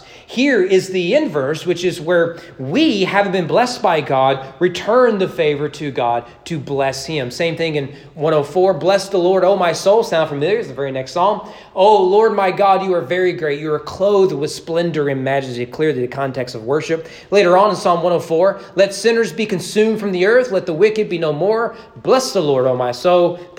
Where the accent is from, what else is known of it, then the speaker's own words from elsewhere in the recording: Southern United States, United States; there I am being a Southerner again, right?